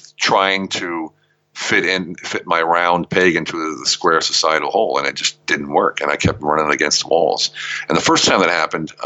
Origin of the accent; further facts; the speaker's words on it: Pennsylvania, United States; moved away as an adult; also born or lived in Germany; now in Europe; I hail from Pennsylvania, and I joined the military when I was 19 or 18. I left for Germany when I was 19